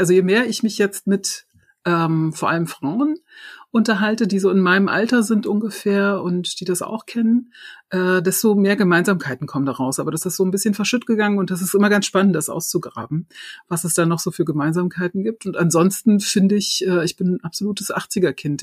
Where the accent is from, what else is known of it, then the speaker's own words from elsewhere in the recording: Germany; ich bin halt die Generation gewesen, die hier geboren und aufgewachsen ist